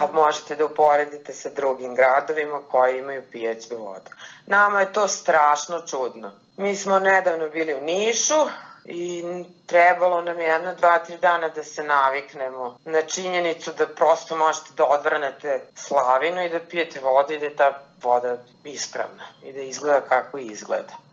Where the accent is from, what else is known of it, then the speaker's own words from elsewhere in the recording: Zrenjanin, Vojvodina, Serbia; Kada odrastate u Zrenjaninu